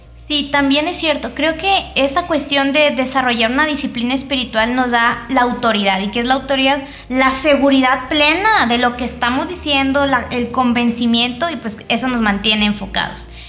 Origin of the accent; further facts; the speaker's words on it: Mexico; soy de México